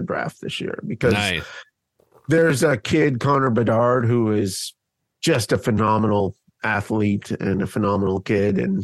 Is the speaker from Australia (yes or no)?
no; Canada; moved away as an adult; now in Indianapolis, United States; I grew up in Canada. I emigrated to the U.S. in 98